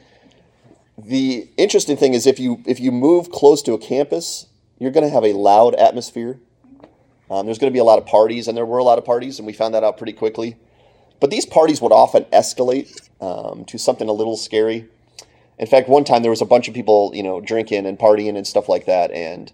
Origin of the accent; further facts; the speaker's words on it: Clarks Summit, Pennsylvania, United States; moved away as an adult; now in Ypsilanti, United States; I grew up in Clark Summit, Pennsylvania